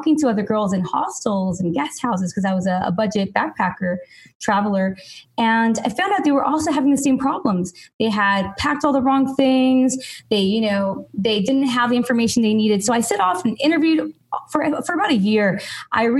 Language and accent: English; Los Angeles, California, United States; I'm from Los Angeles originally